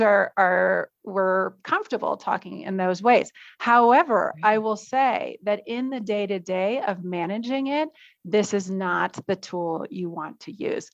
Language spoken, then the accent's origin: English; United States; moved away as an adult; also born or lived in New York City; now in Mexico; as an American